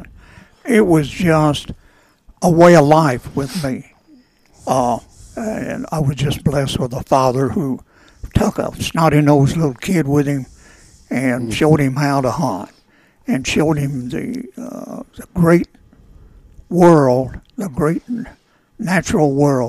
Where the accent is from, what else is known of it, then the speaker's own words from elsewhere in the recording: Bootheel of Missouri, United States; I was raised in the Boot Heel of Missouri, adjacent to the Mississippi River.